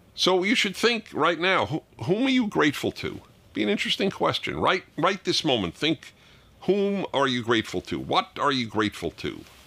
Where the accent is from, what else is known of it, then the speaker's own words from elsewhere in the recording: New York, United States; my synagogue growing up in New York